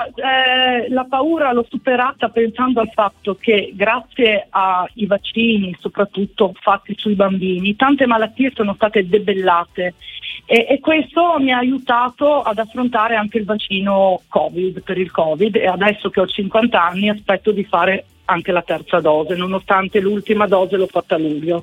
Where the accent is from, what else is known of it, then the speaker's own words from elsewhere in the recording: Friuli-Venezia Giulia, Italy; sono del Friuli Venezia Giulia